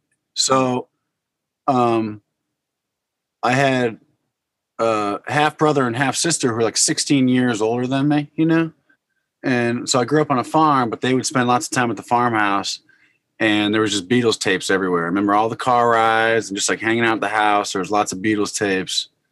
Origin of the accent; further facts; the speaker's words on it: Connecticut, United States; also born or lived in New York / Boston; I grew up in Connecticut and spent time in New York and Boston